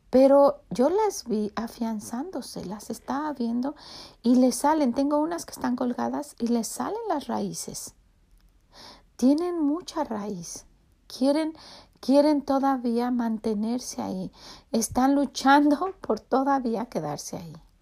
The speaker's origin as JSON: {"language": "Spanish", "country": "Mexico", "tie": "born or raised there", "moved": "as an adult", "lives_now": "United States", "said": "esa era mi ciudad. Estaba ahí, estaban mis raíces, yo estaba cimentada ahí y, tengo tanto cariño y hemos querido que los niños sepan que somos de México"}